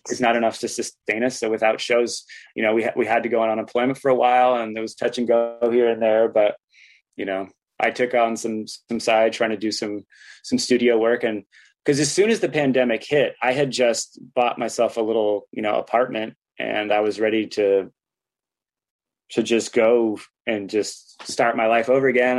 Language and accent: English; Santa Cruz, California, United States; growing up in Santa Cruz